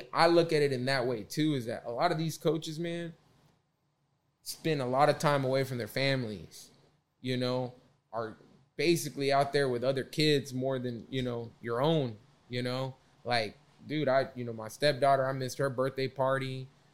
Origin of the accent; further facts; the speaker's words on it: Carrollton, Texas, United States; I grew up in Carrollton